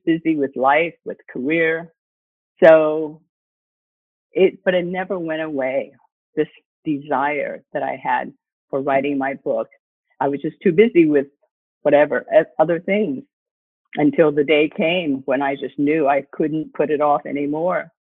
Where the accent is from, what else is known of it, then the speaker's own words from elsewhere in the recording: Ohio, United States; moved away as an adult; also born or lived in Beijing, China / Shanghai, China / Hong Kong / Singapore; I'm really grateful that we grew up in this little town and in the Midwest.